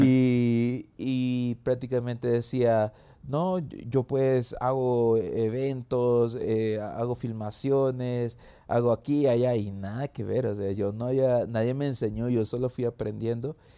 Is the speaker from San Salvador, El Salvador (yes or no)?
yes; San Salvador, El Salvador; soy de El Salvador, de San Salvador